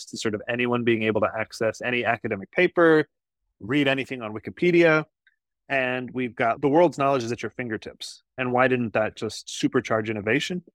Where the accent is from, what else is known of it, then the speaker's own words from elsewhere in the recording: Iowa, United States; In my home state of Iowa, we grow a lot of corn